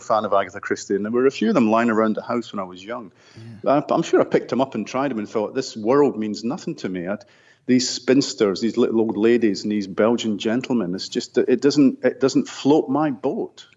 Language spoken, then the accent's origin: English; Scotland, United Kingdom; I grew up in Scotland in a working class neighbourhood.